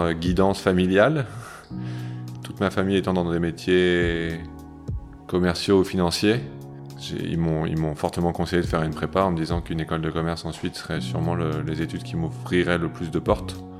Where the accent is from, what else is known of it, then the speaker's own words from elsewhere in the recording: near Lille, Hauts-de-France, France; now in Paris, France; je suis originaire du nord de la France, à côté de Lille